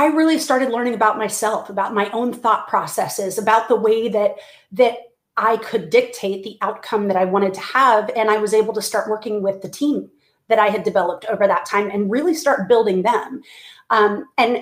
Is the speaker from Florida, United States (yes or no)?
yes; Clearwater, Florida, United States; moved away as an adult; now in Texas, United States; I'm originally from Clearwater, Florida, and but I live in Texas, have now for about 20 years, and grew up in Florida as a pastor's kid